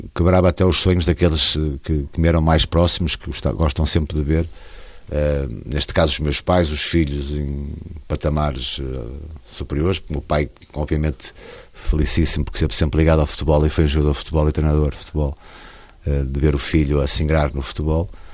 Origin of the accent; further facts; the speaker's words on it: Barcelos, Norte, Portugal; ao Gil Vicente desde criança, e porque é o clube da minha terra